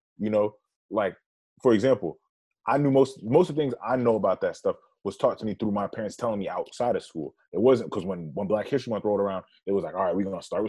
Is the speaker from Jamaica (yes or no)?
yes; Jamaica; we're both Jamaican, you know, right. take Jamaican too.